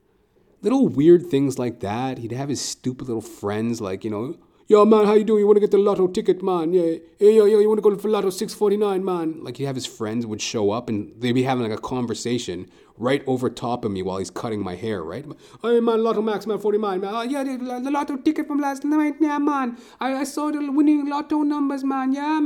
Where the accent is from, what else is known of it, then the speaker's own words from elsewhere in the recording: Trinidad & Tobago; He was this old Trinidadian dude, right? And I'm Trinidadian, right? So I felt that connection.